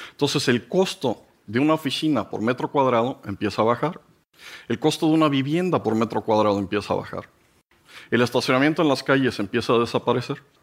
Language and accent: Spanish; Mexico; Y llegué y les dije, pues miren, yo soy un pobre mexicano